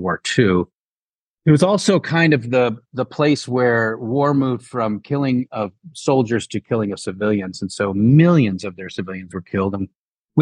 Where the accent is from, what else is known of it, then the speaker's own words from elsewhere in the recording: upstate New York, United States; also born or lived in Idaho / Dallas, Texas; now in Austin, United States; I was born in Idaho, grew up in upstate New York, wound up in Texas.